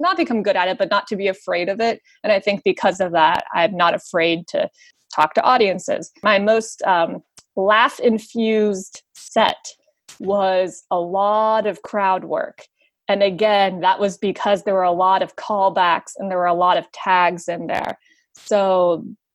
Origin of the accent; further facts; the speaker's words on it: West Virginia, United States; I am from West Virginia